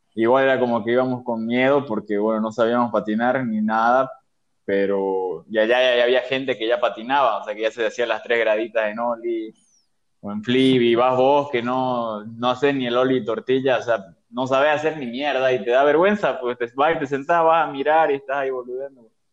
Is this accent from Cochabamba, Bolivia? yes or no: no; Santa Cruz, Bolivia; also born or lived in Sucre, Bolivia; Soy de Sucre, vivo acá en Santa Cruz desde mis seis años